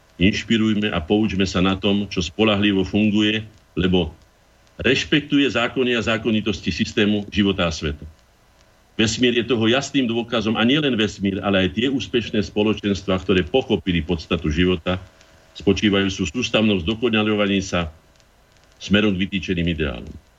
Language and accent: Slovak; Slovakia; som ja Slovák